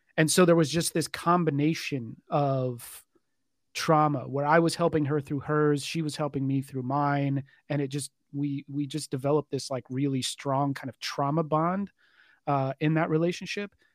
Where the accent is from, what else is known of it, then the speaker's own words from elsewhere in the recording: Richardson, Texas, United States; I am from, uh, Richardson, Texas. So kind of a, a, a suburb north of Dallas